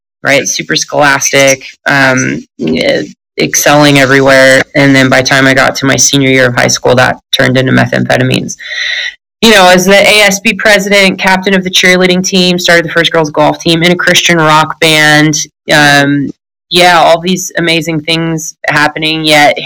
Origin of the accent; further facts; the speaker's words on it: Northern California, United States; I grew up in Northern California